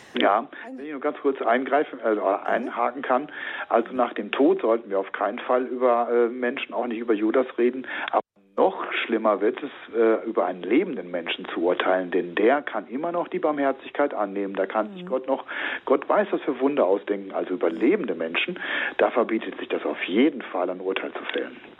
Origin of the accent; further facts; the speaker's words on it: Rhineland, Germany; now in Hopsten, Germany; also ich bin Rheinländer